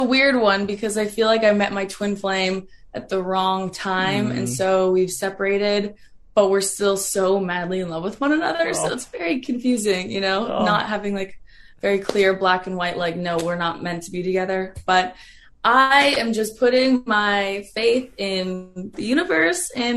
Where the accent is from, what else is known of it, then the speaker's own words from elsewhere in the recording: an hour west of Toronto, Ontario, Canada; moved away; I grew up an hour west of Toronto